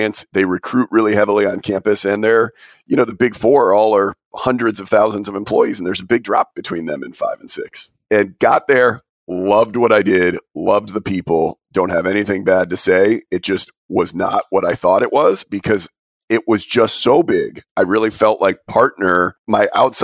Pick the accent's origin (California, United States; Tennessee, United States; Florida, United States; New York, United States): New York, United States; Albany; I'm originally from Albany.